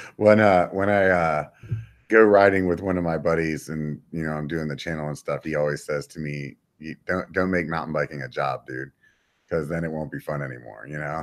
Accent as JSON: {"language": "English", "town": "York", "region": "Pennsylvania", "country": "United States", "moved": "yes", "said": "I'm from Pennsylvania"}